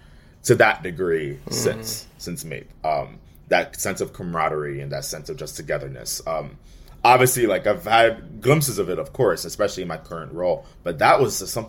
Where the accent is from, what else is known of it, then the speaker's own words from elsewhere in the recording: New York City, New York, United States; I'm from the Bronx